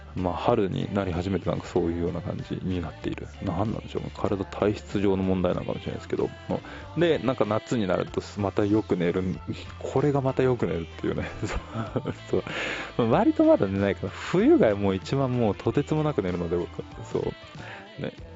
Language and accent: Japanese; Tokyo, Japan; 僕は東京生まれ